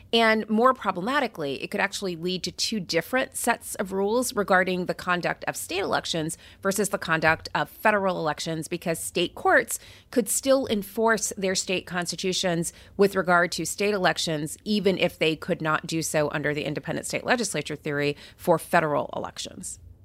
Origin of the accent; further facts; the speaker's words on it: California, United States; as a Californian